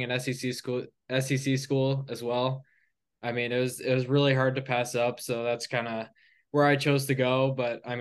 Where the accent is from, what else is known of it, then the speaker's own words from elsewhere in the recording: Burlington, Ontario, Canada; I'm from Burlington, Ontario. It's like 30 minutes from Toronto